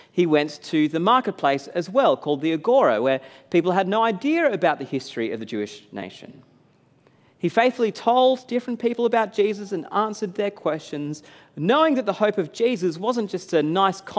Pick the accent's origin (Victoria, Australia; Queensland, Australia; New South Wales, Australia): New South Wales, Australia; I was jealous for her support of the Blues after growing up and supporting them togeth